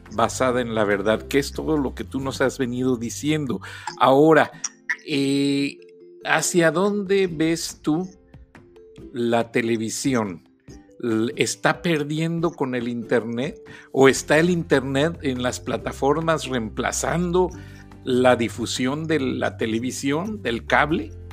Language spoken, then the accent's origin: Spanish; Mexico; now in Atlanta, United States; somos mexicanos